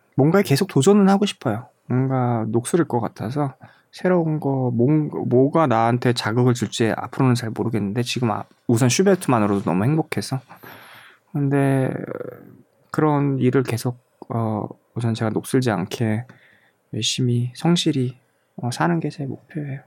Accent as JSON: {"language": "Korean", "country": "South Korea", "moved": "yes", "lives_now": "Germany", "said": "제가 94년도에 한국을 떠났는데"}